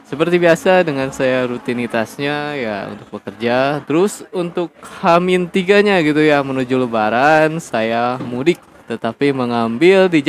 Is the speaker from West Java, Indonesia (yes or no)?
yes; Tasikmalaya, West Java, Indonesia; untuk mudik saya pun masih sama dalam keadaan ya kampung halaman saya adalah di Tasik gitu ya.